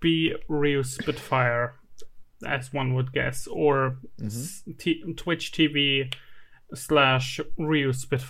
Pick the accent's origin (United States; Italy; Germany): Germany; I happen to be German.